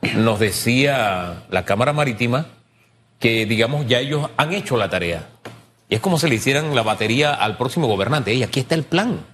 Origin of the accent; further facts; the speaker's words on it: Panama; como panameño